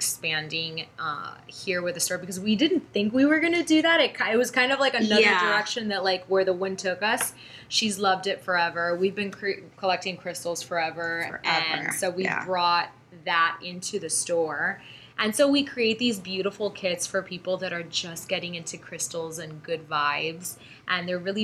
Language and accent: English; Miami, Florida, United States; We grew up in Miami, so we are Miami natives. We grew up in the area of Coral Gables.